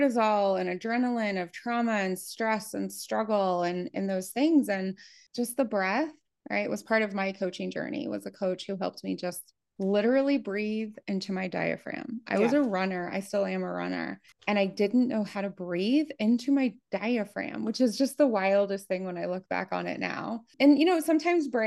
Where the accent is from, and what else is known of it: Appalachia, Midwest of the United States, United States; born or raised there; moved away as an adult; also born or lived in Germany